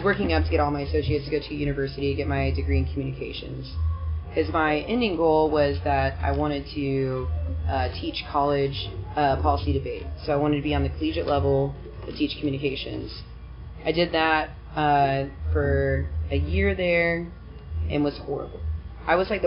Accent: Kansas City, Missouri, United States; also born or lived in Nashville, Tennessee; I grew up in Kansas City my whole life.

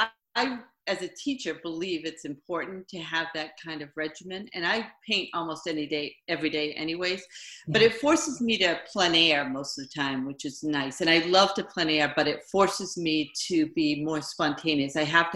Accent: Framingham, Massachusetts, United States; moved away as an adult; also born or lived in Dayton, Ohio; now in Maine, United States; I grew up, I was actually born in Ohio. Oh. And then grew up in Framingham, Massachusetts.

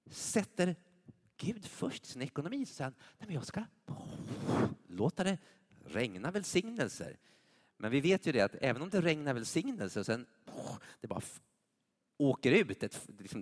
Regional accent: United States; now in Sweden; jag kom ju från USA, det var självklart att ge på, på bruttot.

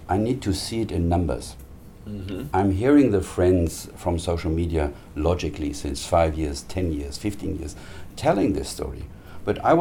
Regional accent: Germany; my country where I was born in Germany

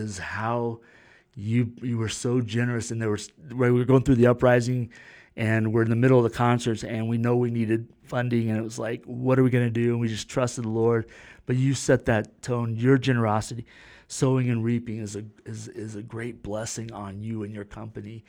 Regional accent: Florida, United States; I was born in Florida

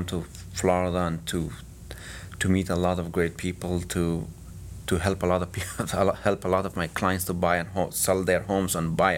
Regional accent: Kabul, Afghanistan; moved away as an adult; now in United States; I was born in Kabul, 1990

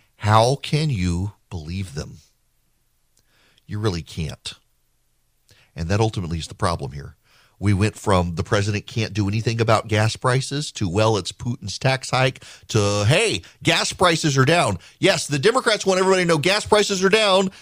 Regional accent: Louisiana, United States; now in Georgia, United States; I grew up in Louisiana

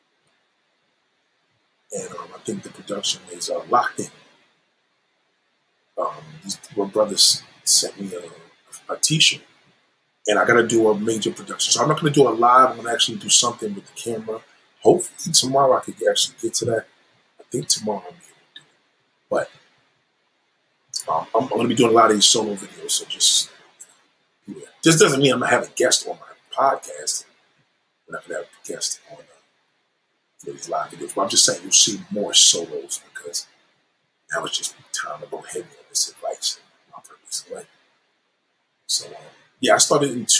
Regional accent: New York City, New York, United States; I grew up in Brooklyn Women's Hospital. I was born in Brooklyn Women's Hospital.

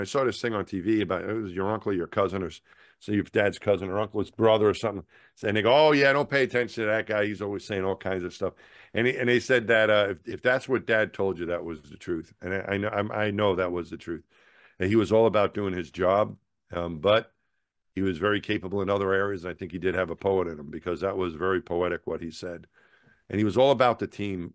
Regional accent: Franklin Square, New York, United States; moved away; the town I grew up in, Franklin Square

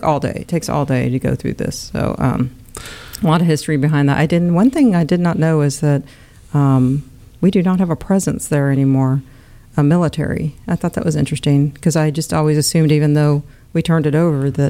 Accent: California, United States; I was born in California.

